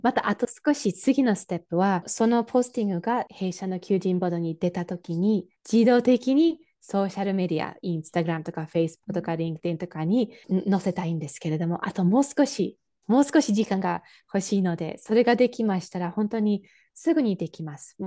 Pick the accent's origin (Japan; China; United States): United States; Michigan; born or raised there; Japanese is a second language